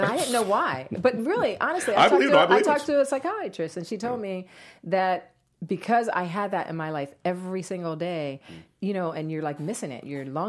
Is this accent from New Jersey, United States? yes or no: yes; New Jersey, United States; also born or lived in Atlanta; But I'm originally from New Jersey. {S0} Okay. {S2} I grew up in New Jersey. I lived in Atlanta